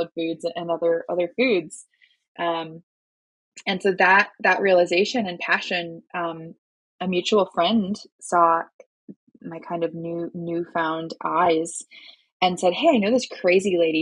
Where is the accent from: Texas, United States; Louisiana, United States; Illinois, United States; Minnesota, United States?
Minnesota, United States; moved away as an adult; also born or lived in North Carolina; I'm born and raised in Minnesota originally